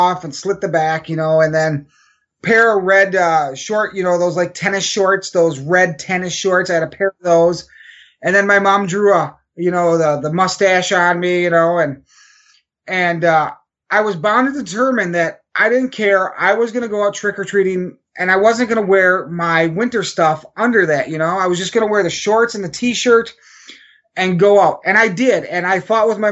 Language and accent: English; Wausau, Wisconsin, United States; growing up in the city where I grew up here in Wausau